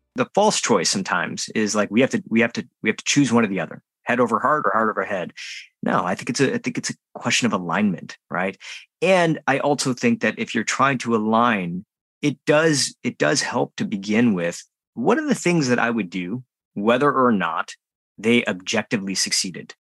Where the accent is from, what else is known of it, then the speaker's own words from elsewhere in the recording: United States; as an Indian American growing up in the United States